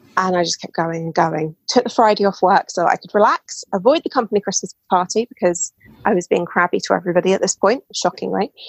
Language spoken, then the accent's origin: English; United Kingdom; so as you can tell, probably from my voice, I'm British. Um, I live in England.